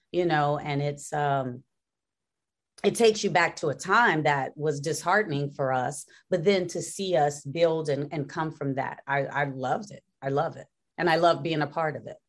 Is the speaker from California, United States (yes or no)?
no; Gary, Indiana, United States; moved away as an adult; people from Gary, Indiana, we are from a place